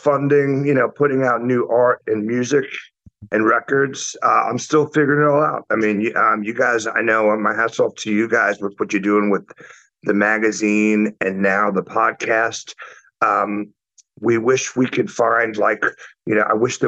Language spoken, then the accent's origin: English; New York City, New York, United States; also born or lived in Atlanta, United States; now in Puerto Rico; I grew up in New York City, so I moved to Atlanta in the 90s.